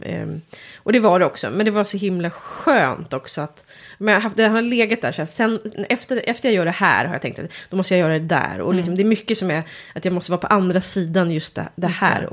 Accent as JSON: {"language": "Swedish", "town": "Järna", "region": "Stockholm County", "country": "Sweden", "said": "jag kommer från Järna"}